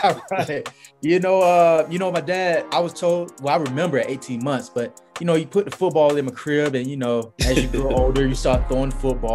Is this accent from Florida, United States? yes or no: yes; Tallahassee, Florida, United States; moved away as an adult; also born or lived in Baltimore / Minnesota / Buffalo; now in Tampa, United States; I'm born and raised in Tallahassee, Florida